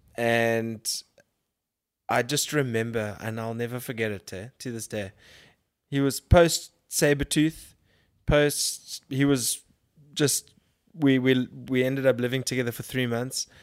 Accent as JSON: {"language": "English", "town": "Durban", "region": "KwaZulu-Natal", "country": "South Africa", "tie": "born or raised there", "said": "I grew up in Durban"}